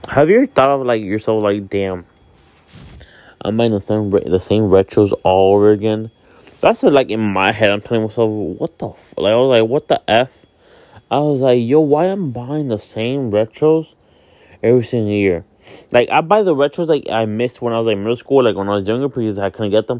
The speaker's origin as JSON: {"language": "English", "town": "Miami", "region": "Florida", "country": "United States", "also_born_or_lived": "Hialeah, Florida", "said": "I am from Miami, Florida, but I live in the city of Hialeah"}